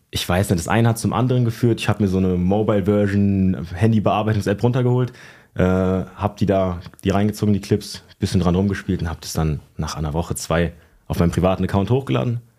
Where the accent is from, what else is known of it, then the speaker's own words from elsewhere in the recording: Schlüchtern, Hesse, Germany; Es nennt sich Schlüchtern. Es ist zwischen, zwischen Fulda und Frankfurt.